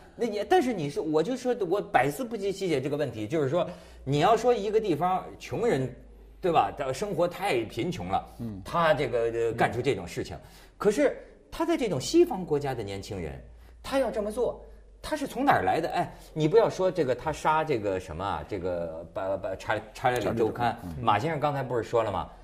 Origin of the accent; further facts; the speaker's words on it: China; 那咱中国人一聊就说这事儿